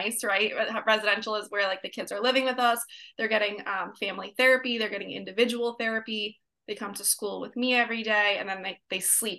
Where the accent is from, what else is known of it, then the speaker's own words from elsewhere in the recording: New York, United States; moved away as an adult; now in California, United States; I moved from New York to California, born and raised from New York